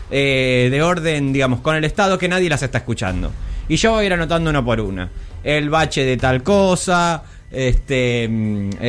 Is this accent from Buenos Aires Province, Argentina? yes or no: yes; Buenos Aires Province, Argentina; En, eh, un, en, el conurbano, de donde soy oriundo, pincho una goma.